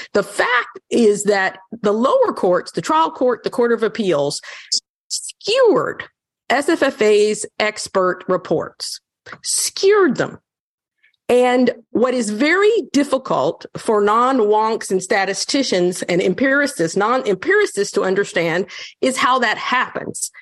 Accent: North Carolina, United States; I'm from North Carolina.

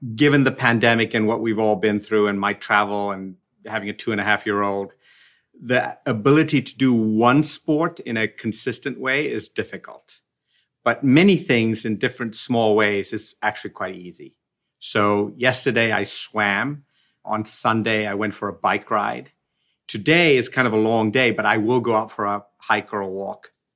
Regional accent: Sierra Leone; moved away; also born or lived in Sri Lanka; I was born in Sri Lanka, but when we were about five years old, we moved to Africa. And I really did grow up in the tropical jungle. Like, we were out there, really out there, in a small country called Sierra Leone

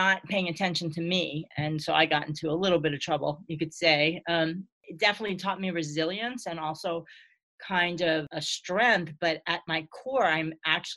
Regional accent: New York City, New York, United States; born or raised there

